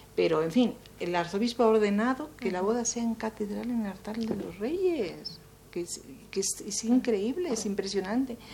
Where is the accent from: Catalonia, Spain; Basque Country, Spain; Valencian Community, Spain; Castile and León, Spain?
Castile and León, Spain; Soria; moved away as an adult; now in Mexico; soy de, un sitio muy frío que se llama Soria